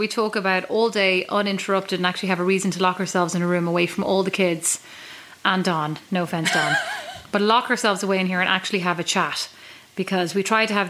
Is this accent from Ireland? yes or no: yes; Kildare, Leinster, Ireland; now in Fort Wayne, United States; I'd say from Kildare.